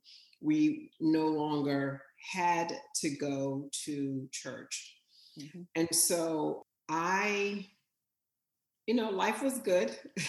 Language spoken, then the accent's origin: English; Weymouth, New Jersey, United States; moved away; also born or lived in New York; I grew up in Weymouth, which is very rural